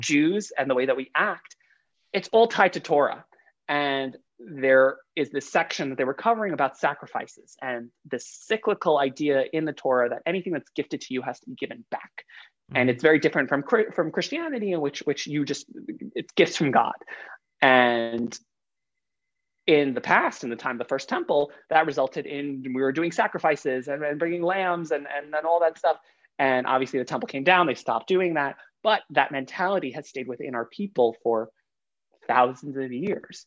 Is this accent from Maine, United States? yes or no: no; New York City, New York, United States; also born or lived in Long Island; I grew up in Queens up until high school